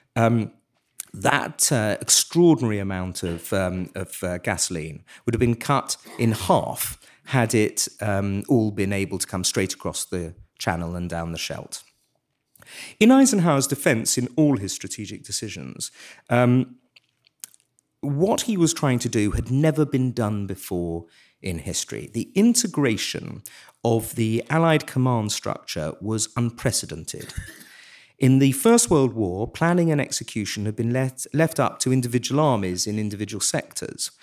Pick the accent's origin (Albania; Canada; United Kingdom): United Kingdom; England; as an Englishman